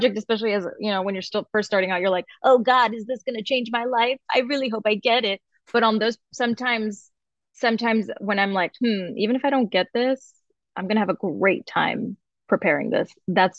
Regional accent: Tucson, Arizona, United States; also born or lived in Highland Park / Orange County; I was born in Highland Park, you know, grew up pretty broke, but we moved around a lot. So I also spent a lot of time in Orange County. And then I finished high school in Tucson, Arizona. So I'm the princess of the Southwest.

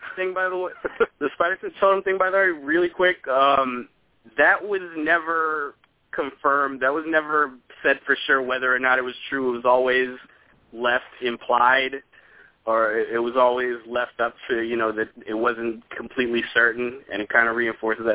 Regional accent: New York, United States; I'm from New York

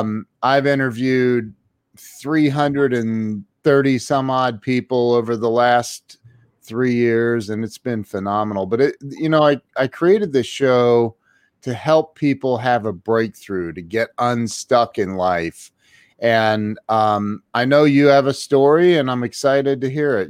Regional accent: Ohio, United States; I'm from the Midwest

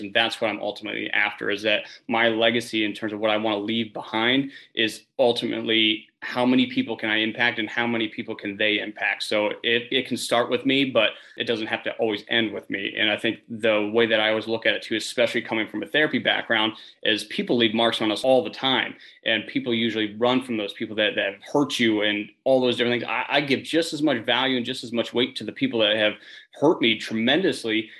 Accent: Northern Pennsylvania, United States; I'm originally from Northern Pennsylvania

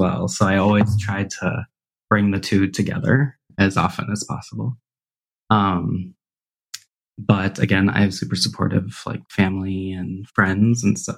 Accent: Burlington, Wisconsin, United States; moved away as an adult; also born or lived in Minnesota; I grew up in Burlington, Wisconsin

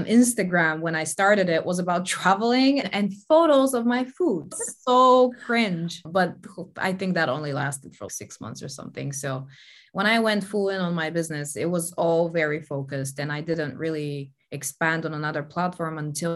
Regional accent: Bulgaria; moved away as an adult; also born or lived in Denmark; Growing up in Bulgaria, I'd never left the country

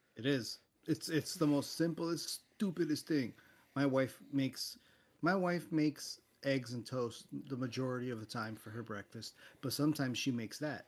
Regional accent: Miami, Florida, United States; growing up in Miami

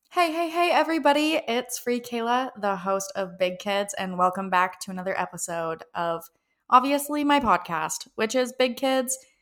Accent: Canada; I am from Canada

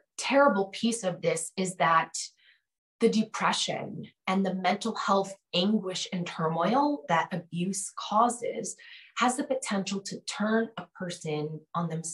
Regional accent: Connecticut, United States; moved away; I'm originally from Connecticut

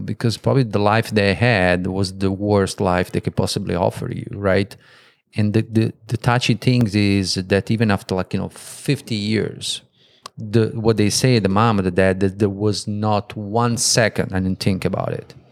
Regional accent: Italy; moved away; I'm from Italy

